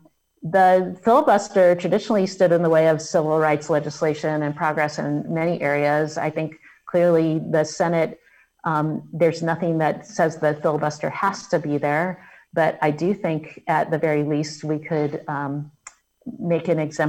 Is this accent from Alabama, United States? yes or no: yes; Selma, Alabama, United States; born there; I was born in Selma, Alabama.